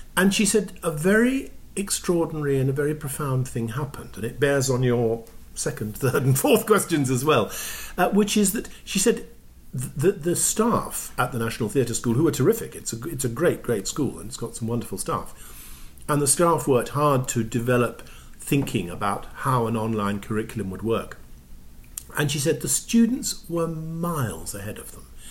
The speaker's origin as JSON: {"language": "English", "region": "England", "country": "United Kingdom", "moved": "yes", "lives_now": "Toronto, Canada", "said": "as an English person"}